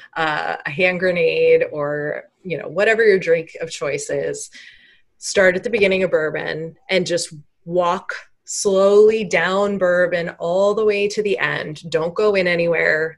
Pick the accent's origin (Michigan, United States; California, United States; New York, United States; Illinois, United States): Illinois, United States; Chicago; I'm from Chicago